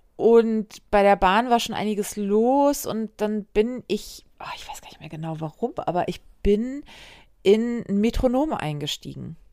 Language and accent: German; Wedel, Schleswig-Holstein, Germany; born or raised there